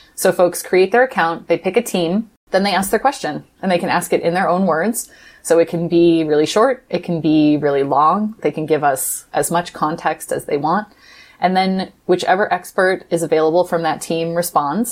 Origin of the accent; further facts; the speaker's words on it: Midwest, United States; I grew up in the Midwest in an evangelical family